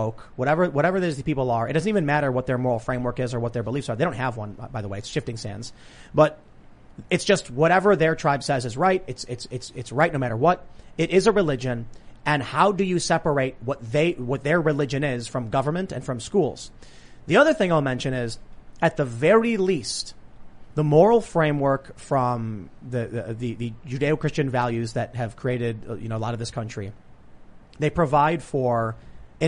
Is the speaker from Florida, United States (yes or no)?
no; Chicago, Illinois, United States; I was growing up in Chicago